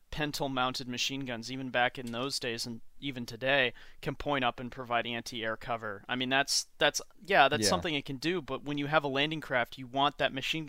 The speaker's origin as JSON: {"language": "English", "country": "United Kingdom", "said": "I'm a British weirdo that works for GW"}